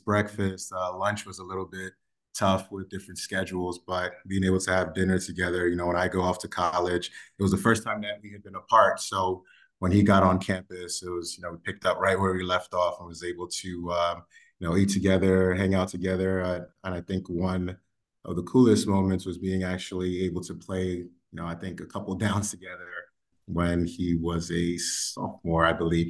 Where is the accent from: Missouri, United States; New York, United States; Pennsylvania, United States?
New York, United States; New York City; growing up in the Bronx